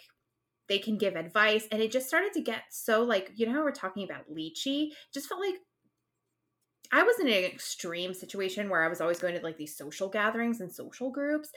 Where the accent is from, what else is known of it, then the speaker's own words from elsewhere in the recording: East Coast, United States; we're both from the East Coast